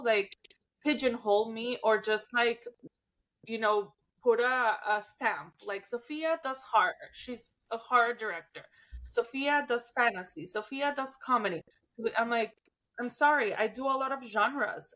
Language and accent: English; Mexico; my hometown, in my country